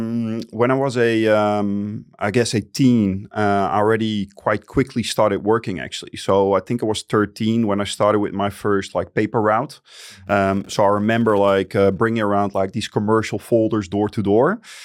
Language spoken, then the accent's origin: English; Friesland, Netherlands; I grew up in Friesland. And for the people that don't know what Friesland is, it's a tiny province of the Netherlands.